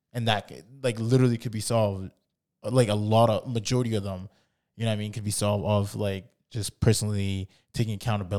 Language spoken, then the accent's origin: English; Canada; Like, I mean, we grew up in Canada.